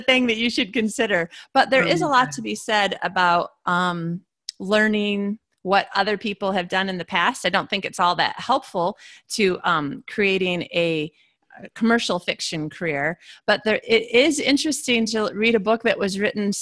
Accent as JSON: {"language": "English", "country": "United States", "also_born_or_lived": "Australia", "moved": "yes", "said": "I'm an American in an Australian university"}